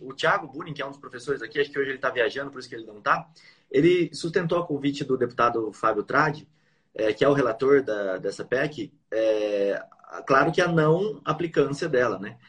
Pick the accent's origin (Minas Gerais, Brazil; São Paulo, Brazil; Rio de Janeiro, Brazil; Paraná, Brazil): São Paulo, Brazil; Bauru; Bauru, que é a minha cidade natal